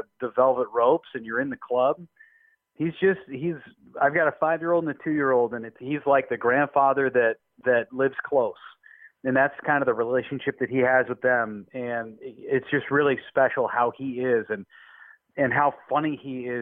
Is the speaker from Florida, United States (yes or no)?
no; Sacramento, California, United States; moved away as an adult; also born or lived in Orange County, California; now in Wisconsin, United States; Sacramento, born and raised